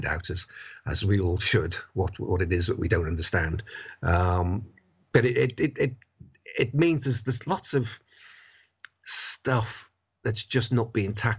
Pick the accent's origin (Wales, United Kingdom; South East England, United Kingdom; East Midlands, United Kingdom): Wales, United Kingdom; Buckley; I grew up in North Wales. I went to a comprehensive school called Elvid High School in Buckley